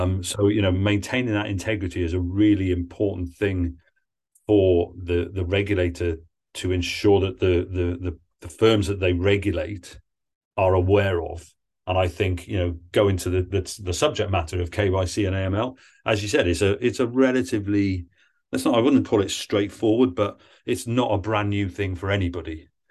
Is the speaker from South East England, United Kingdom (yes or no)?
no; Wales, United Kingdom; moved away; I'm from Wales originally